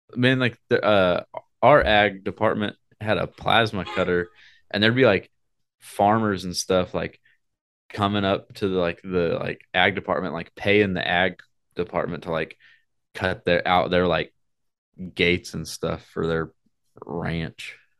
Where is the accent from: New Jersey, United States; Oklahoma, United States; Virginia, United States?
Oklahoma, United States; I'm from Oklahoma